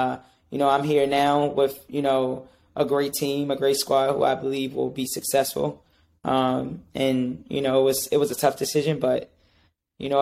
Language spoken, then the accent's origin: English; Baltimore, Maryland, United States; moved away as an adult; also born or lived in Delaware / Massachusetts; now in New York, United States; I'm from Maryland, from Baltimore.